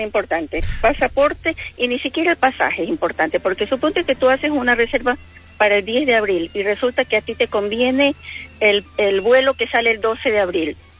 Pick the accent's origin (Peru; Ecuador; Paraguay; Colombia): Ecuador; moved away as an adult; now in Bahía Blanca, Argentina; Yo soy de Ecuador.